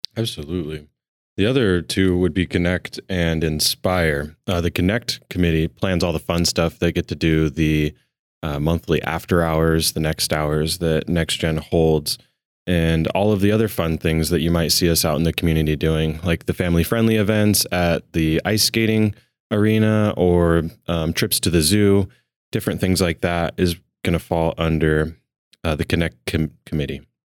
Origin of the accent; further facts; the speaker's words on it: Billings, Montana, United States; I'm from Montana, born and raised right here in Billings.